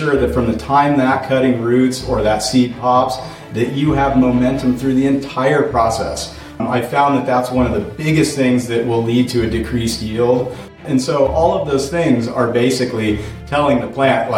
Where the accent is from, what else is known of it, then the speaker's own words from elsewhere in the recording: Portland, Oregon, United States; moved away as an adult; also born or lived in Colorado; growing up in Portland, Oregon in the mid-90s